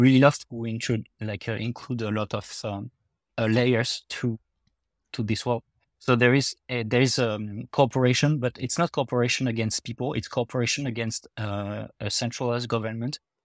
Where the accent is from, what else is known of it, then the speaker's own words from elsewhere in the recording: France; accent: French; my French accent